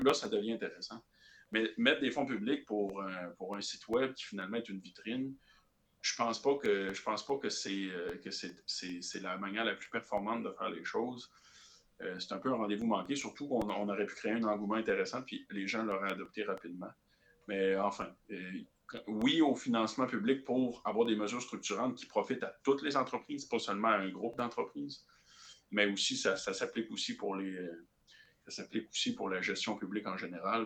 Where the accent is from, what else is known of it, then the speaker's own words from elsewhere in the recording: Quebec, Canada; nous, au Québec